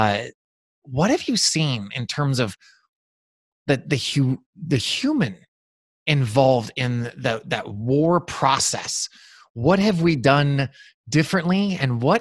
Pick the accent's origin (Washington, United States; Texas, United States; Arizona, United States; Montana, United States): Montana, United States; growing up in Montana